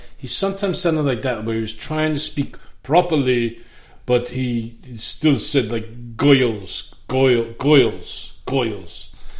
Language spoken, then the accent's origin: English; Suffolk County, Long Island, New York, United States; I'm from Suffolk County, about mid.